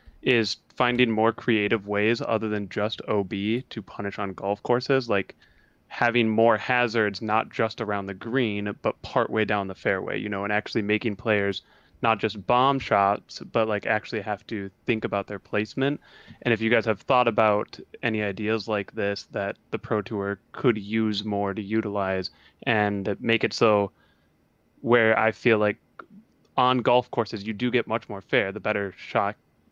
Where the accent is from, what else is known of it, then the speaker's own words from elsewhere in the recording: Minneapolis, Minnesota, United States; I am from Minneapolis, Minnesota.